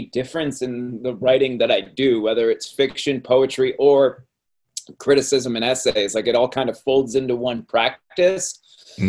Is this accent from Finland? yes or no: no; Cape Cod, Massachusetts, United States; I grew up in Cape Cod